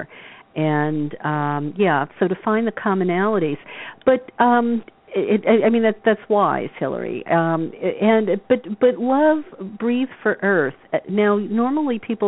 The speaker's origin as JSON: {"language": "English", "region": "the South", "country": "United States", "tie": "born or raised there", "said": "the people that I grew up with in the South"}